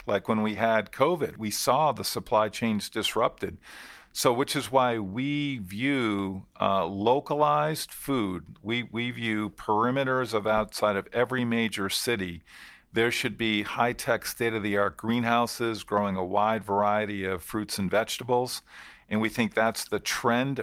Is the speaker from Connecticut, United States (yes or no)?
yes; Connecticut, United States; moved away as an adult; now in Massachusetts, United States; where I grew up in our business, Pride's Corner Farms in Connecticut